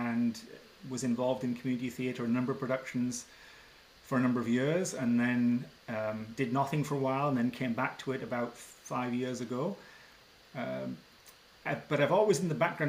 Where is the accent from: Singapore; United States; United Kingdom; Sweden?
United Kingdom; England; moved away as an adult; now in Ottawa, Canada; I was born in England and went to school there and then moved to Canada after grad school. And I've lived in Ottawa, Ontario